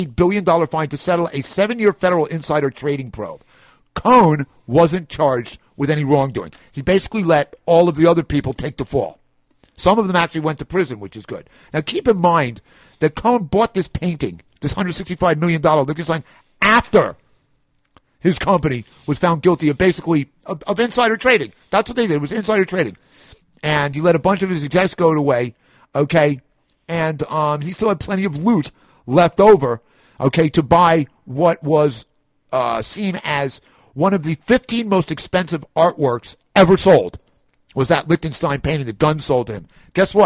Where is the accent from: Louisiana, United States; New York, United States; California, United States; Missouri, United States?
New York, United States; I'm a New Yorker